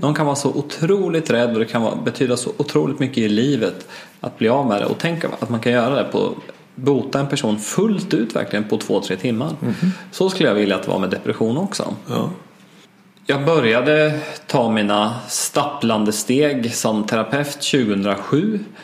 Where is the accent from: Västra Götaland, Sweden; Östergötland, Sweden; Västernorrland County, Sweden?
Östergötland, Sweden; moved away; det lilla samhälle som jag växte upp i i Östergötland